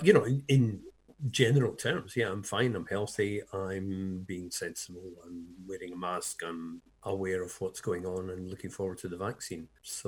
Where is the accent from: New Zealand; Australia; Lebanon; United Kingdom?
United Kingdom; Scotland; moved away as an adult; now in Hove, United Kingdom; I'm Scottish